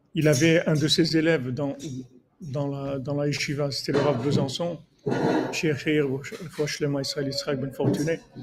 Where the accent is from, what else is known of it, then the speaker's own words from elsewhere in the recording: Morocco; je suis un Marocain